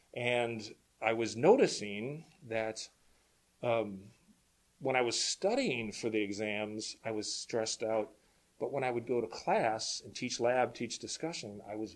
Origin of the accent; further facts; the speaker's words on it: Chicago, Illinois, United States; now in Minnesota, United States; I actually grew up in Chicago, but we have no family there anymore